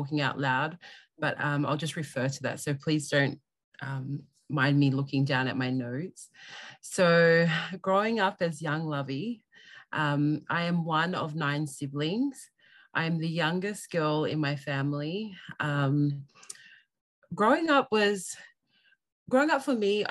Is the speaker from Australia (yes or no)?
yes; Australia; I am full Tongan. I was born and raised in Australia